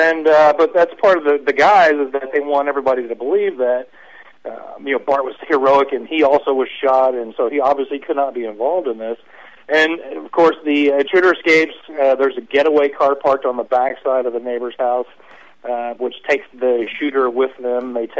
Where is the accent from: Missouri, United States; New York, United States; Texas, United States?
Texas, United States; Pearland; also born or lived in California; I grew up in Pearland, Texas, about 20 minutes away